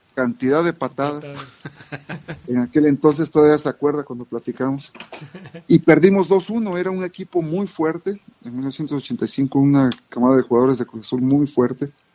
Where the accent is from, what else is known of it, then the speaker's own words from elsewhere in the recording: Camargo, Chihuahua, Mexico; moved away as an adult; also born or lived in Tehuacán, Puebla / San José, California; me crié en Chihuahua. Mis padres son de, Chihuahua. Eh, nací en Tehuacán, Puebla, y muy pequeño regresé a a, Chihuahua, en Camargo, Chihuahua